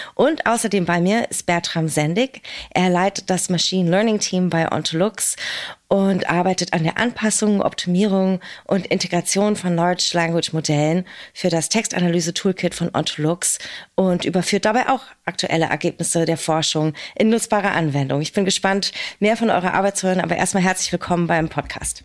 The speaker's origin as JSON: {"language": "German", "region": "Berlin", "country": "Germany", "tie": "born or raised there"}